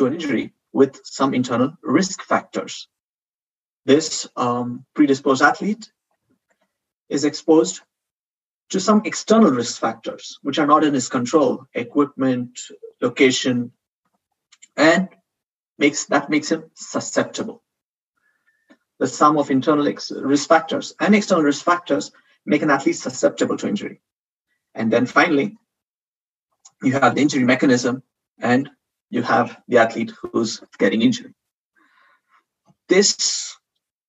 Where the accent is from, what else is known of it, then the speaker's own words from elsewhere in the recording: India; moved away as an adult; also born or lived in Spain; now in Madrid, Spain; I'm not a Spanish citizen. I'm from India.